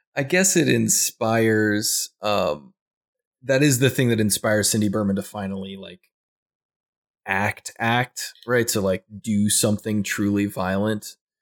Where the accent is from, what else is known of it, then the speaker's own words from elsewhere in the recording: Midwest, United States; I'm a Midwestern boy. I grew up in the Midwest